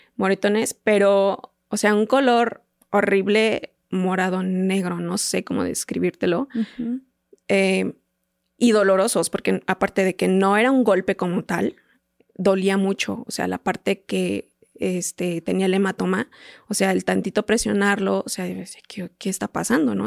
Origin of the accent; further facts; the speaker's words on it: Teoloyucan, State of Mexico, Mexico; yo soy de Teoloyucan, del Estado de México